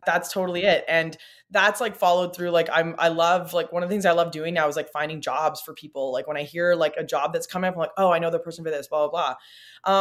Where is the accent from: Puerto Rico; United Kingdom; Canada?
Canada; Timmins, Ontario; now in Toronto, Canada; I grew up in Timmins, Ontario, small town, Northern Ontario, in a pre-internet era.